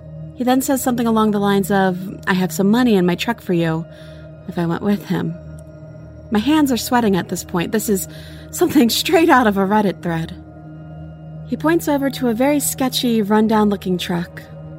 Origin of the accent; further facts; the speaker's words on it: Florida, United States; I grew up in Florida, so I wasn't used to seeing piles of autumn leaves